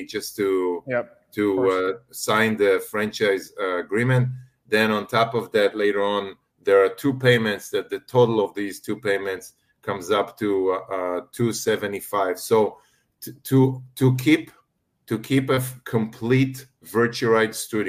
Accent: Israel; moved away as an adult; I'm originally from Israel.

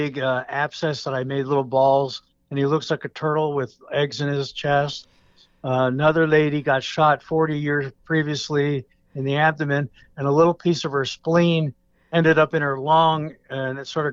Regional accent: Allentown, Pennsylvania, United States; growing up in Allentown, PA

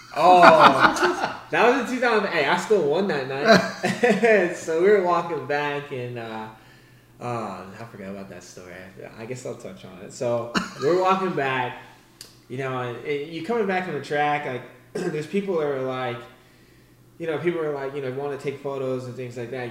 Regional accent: Daytona Beach, Florida, United States; my hometown race, Daytona

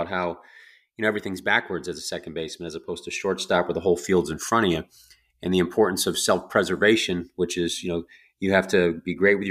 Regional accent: Northeast, United States; now in the South, United States; I grew up in the Northeast, but I now live in the South

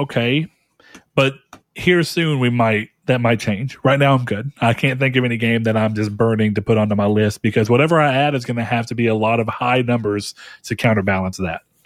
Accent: United States; as an American

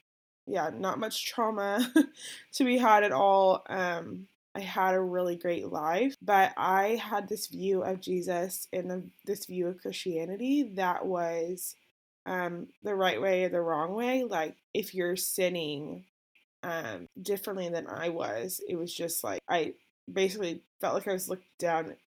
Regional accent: Tulsa, Oklahoma, United States; I was born and raised in Tulsa, Oklahoma.

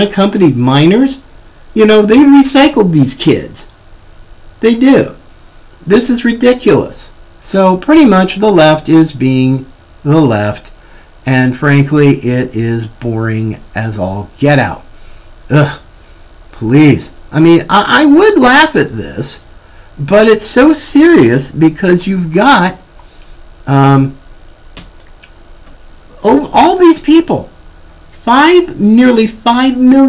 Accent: the South, United States; I was born in the South and right at the height of the civil rights movement.

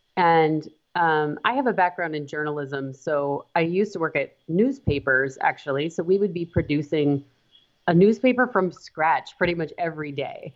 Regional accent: Montana, United States; now in Wisconsin, United States; I am from Montana

